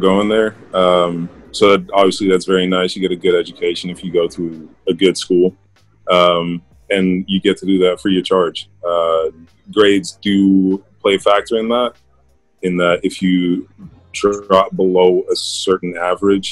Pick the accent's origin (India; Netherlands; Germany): Netherlands; moved away; also born or lived in San Diego, United States; I am from the Netherlands, small town called Bosnia.